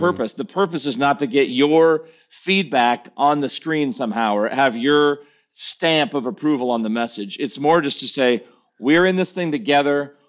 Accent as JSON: {"language": "English", "country": "United States", "said": "as an American preacher"}